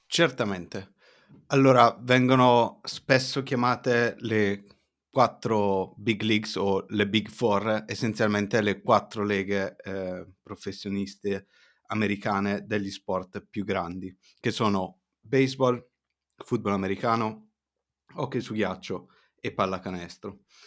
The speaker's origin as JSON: {"language": "Italian", "country": "Italy", "tie": "born or raised there", "also_born_or_lived": "Las Cruces, New Mexico", "said": "sono cresciuto comunque in Italia"}